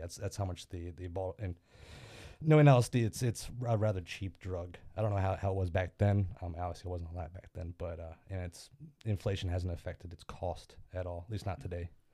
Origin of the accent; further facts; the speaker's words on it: near Fort Detrick, Maryland, United States; moved away as an adult; a fort uh, near my hometown named Fort Detrick